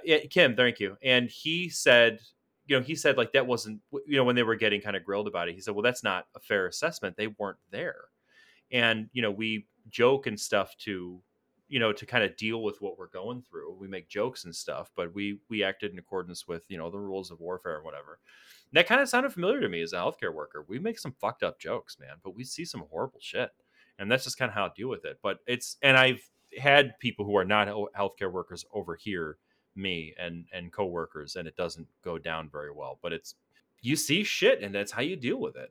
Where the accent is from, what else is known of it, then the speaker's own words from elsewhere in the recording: United States; as an American